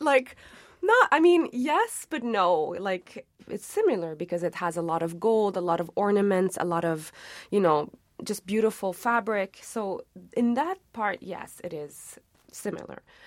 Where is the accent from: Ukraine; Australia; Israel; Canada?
Canada; Montreal, Quebec; also born or lived in Tunisia; I grew up in Montreal, but I would go back to, uh, Tunisia kind of every second summer